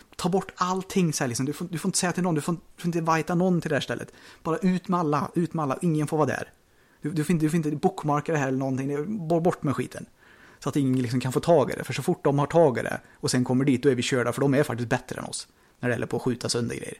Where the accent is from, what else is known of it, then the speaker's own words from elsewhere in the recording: Sweden; vi är ju svenskar